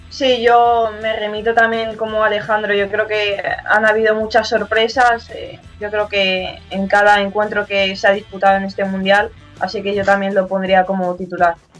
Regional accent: a village next to Fuentealbilla, Castilla-La Mancha, Spain; mi pueblo exactamente está al lado suyo

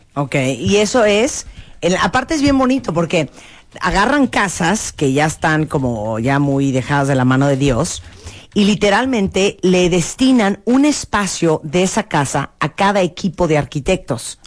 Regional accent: Mexico

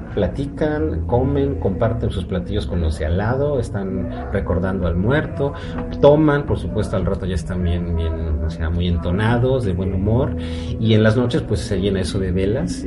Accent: Mexico City, Mexico; moved away as an adult; also born or lived in United States / Russia; now in Austria; Soy mexicano de la Ciudad de México

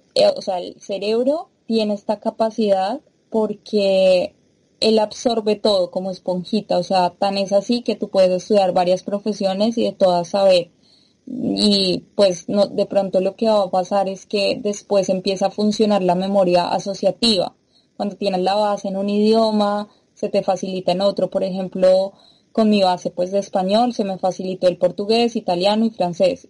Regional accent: Colombia; moved away as an adult; also born or lived in Brazil; now in Brussels, Belgium; vengo de Colombia

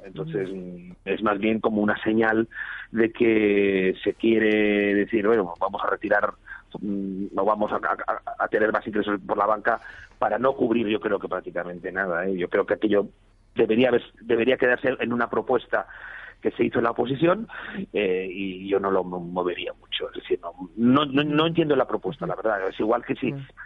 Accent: Valencian Community, Spain; Yo soy valenciano

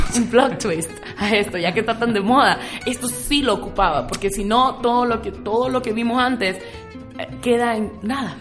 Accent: Honduras

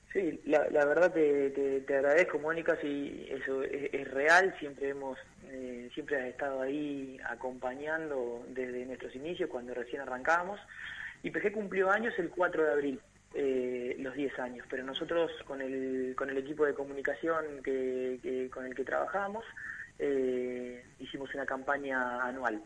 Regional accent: Argentina; como, argentinos

